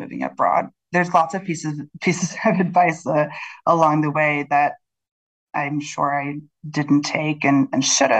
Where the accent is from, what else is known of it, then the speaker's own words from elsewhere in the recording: Chicago, Illinois, United States; now in London, United Kingdom; I'm from Chicago